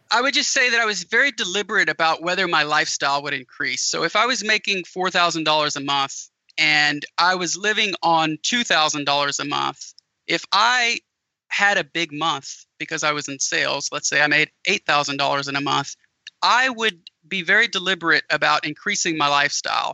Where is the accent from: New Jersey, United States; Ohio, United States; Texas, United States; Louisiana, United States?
Louisiana, United States; an hour south of New Orleans; moved away; I'm originally from an hour south of New Orleans